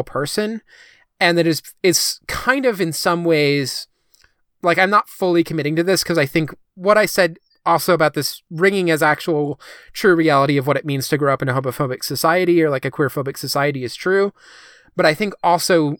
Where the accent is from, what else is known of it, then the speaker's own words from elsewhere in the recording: Midwest, United States; growing up in the Midwest